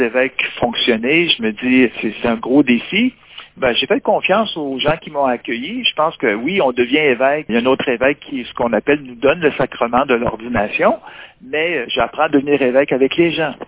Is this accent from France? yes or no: no; Quebec, Canada; Ici, chez nous au Québec